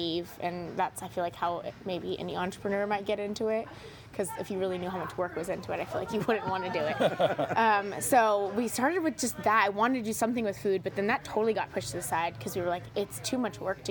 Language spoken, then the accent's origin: English; San Diego, California, United States; moved away as an adult; now in San Luis Obispo, United States; I'm from San Diego